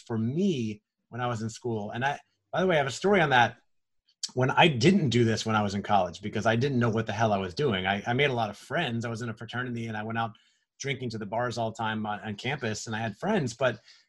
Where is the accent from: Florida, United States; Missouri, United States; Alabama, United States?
Florida, United States; Orlando; I grew up in Orlando. My parents were there.